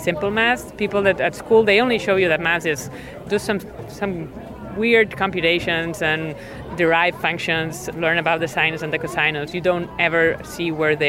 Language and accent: English; Spain; moved away; I'm not from the US, I'm from Spain